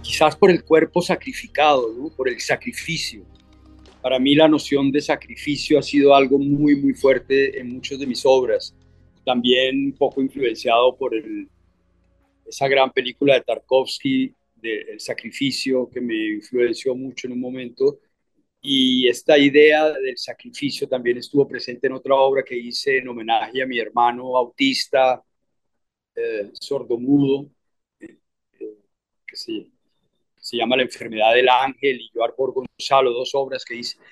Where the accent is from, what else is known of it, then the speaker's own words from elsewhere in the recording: Bogotá, Colombia; also born or lived in Cartagena / New York; en el Colegio San Carlos de Bogotá, con curas y monjas gringos del Midwest